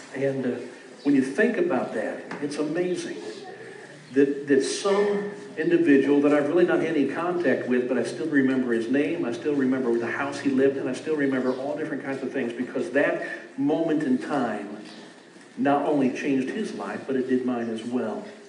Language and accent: English; Beaufort, Missouri, United States; also born or lived in St. Louis, Missouri; Growing up in Beaufort